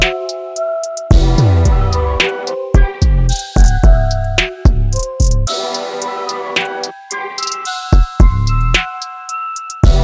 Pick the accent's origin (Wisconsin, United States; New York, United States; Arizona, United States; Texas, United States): Texas, United States; Laredo; now in Brooklyn, United States; I am originally from Laredo, but I am now living in Brooklyn.